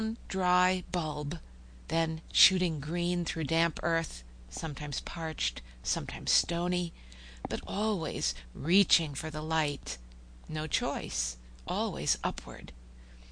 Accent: Oklahoma, United States; I'm from Oklahoma

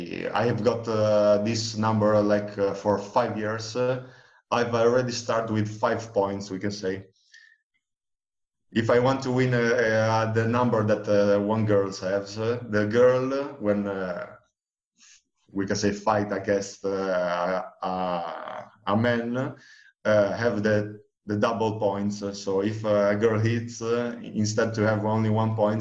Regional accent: Ravenna, Emilia-Romagna, Italy; English is a second language; also born or lived in Albania; I was born in Albania, then I transferred here in Italy when I was 5.

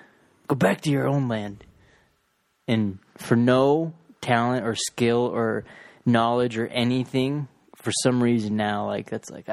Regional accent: Ireland; I'm fucking Irish.

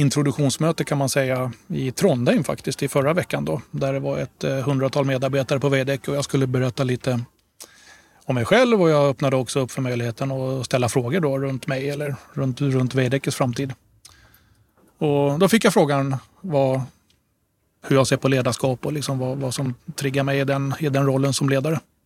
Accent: Stockholm, Stockholm County, Sweden; also born or lived in Gotland; jag brukar också presentera mig som halvt gotlänning då därför att mina föräldrar eh, är gotlänningar båda två. Men ni hör ju ingen dialekt hos mig, eller hur? Och det beror på att eh, de flyttade till Stockholm precis innan jag föddes

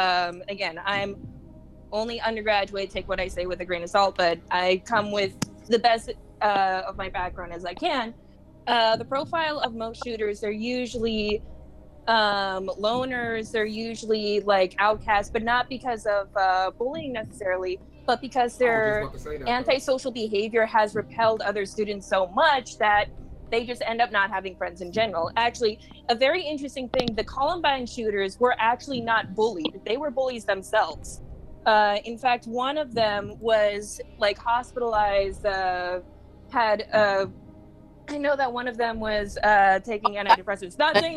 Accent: Ireland; I'm also Irish, so like that adds like another layer of like horrible like swears and insults during fighting games.

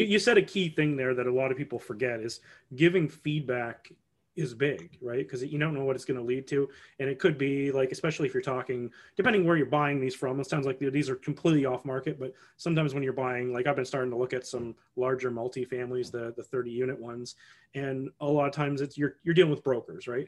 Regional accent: Canada; as a Canadian

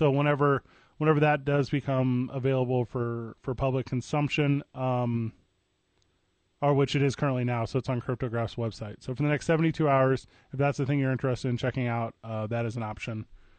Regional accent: Midwest, United States; I grew up in the Midwest

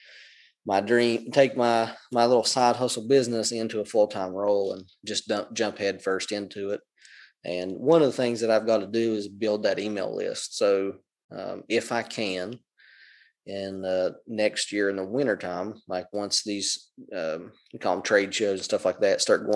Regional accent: Southern West Virginia, United States; moved away; I come from Southern West Virginia where you don't have flat ground.

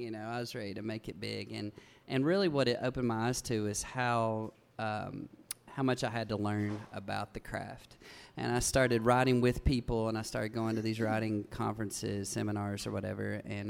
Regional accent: Big Stone Gap, Virginia, United States; moved away; also born or lived in Nashville, Tennessee; I grew up in Big Stone Gap, Virginia. It's just over the Kentucky line in coal country there.

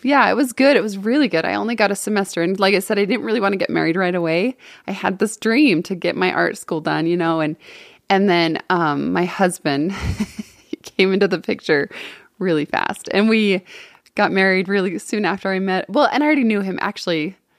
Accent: West Valley City, Utah, United States; I actually am from Utah. I'm from, it was Hunter when I was a kid.

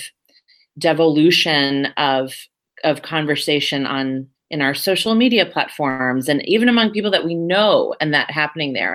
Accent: United States; moved away as an adult; now in Berlin, Germany; I'm an American.

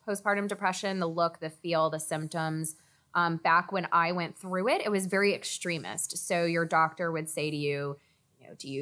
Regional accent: Texas, United States; now in New York, United States; I grew up in Texas

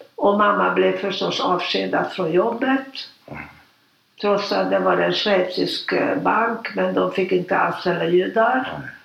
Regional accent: Budapest, Hungary; moved away as an adult; now in Stockholm, Sweden; Jag är född 1936 mm. och jag är född i Budapest. Mm. Och jag har inga syskon, det var mamma och pappa. Mm. Och vi bodde i Budapest eh, ända fram till 1956

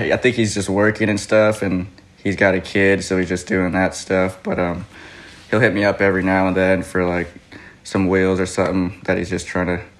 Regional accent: Hawthorne, California, United States; I grew up in Hawthorne, California.

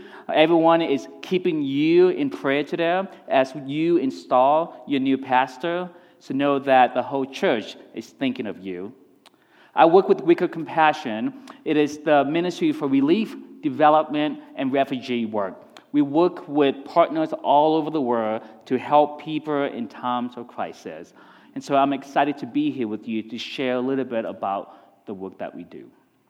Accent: Texas, United States; This is Colorado is the place where growing up in Texas is where I learned to ski.

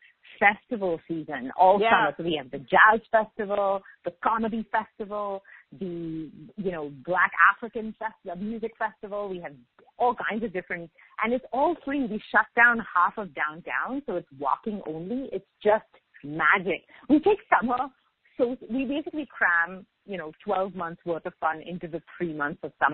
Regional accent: Mumbai, Maharashtra, India; moved away as an adult; also born or lived in Singapore; now in Montreal, Canada; I grew up in Mumbai

